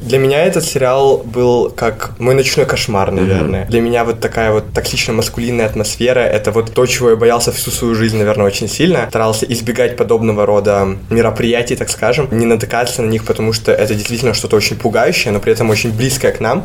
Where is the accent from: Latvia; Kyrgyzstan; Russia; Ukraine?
Kyrgyzstan; мы сами из Кыргызстана